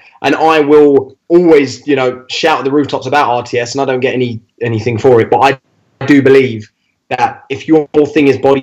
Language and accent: English; London, United Kingdom; I'm not from Bow, mate. I'm Limehouse